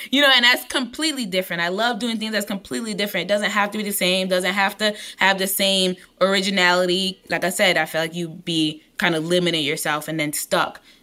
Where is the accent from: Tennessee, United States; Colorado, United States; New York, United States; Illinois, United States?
New York, United States; New York City; I'm from East New York, Brooklyn